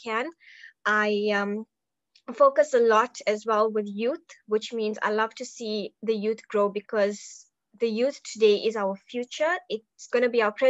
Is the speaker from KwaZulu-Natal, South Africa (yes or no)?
yes; Durban, KwaZulu-Natal, South Africa; I am from Durban, KwaZulu-Natal, South Africa.